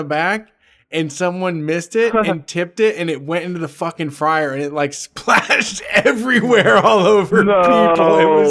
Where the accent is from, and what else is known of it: Ohio, United States; born or raised there